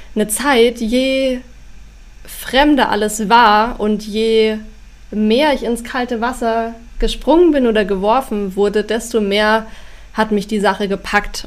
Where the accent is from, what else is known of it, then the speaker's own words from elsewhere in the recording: Schongau, Bavaria, Germany; also born or lived in Weilheim; now in Rosenheim, Germany; also aufgewachsen bin ich in Schongau. Da sind meine Eltern mit mir hingezogen von Weilheim, als ich drei war.